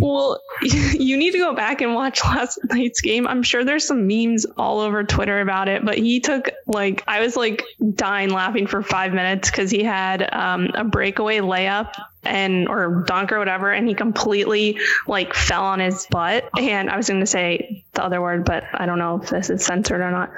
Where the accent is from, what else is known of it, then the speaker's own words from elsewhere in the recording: New York City, New York, United States; moved away as an adult; also born or lived in Florida / Virginia; now in California, United States; I'm born and raised in Manhattan